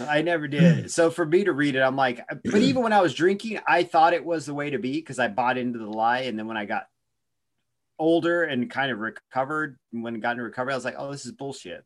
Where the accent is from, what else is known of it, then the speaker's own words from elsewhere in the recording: Oregon, United States; now in Arizona, United States; I'm from Oregon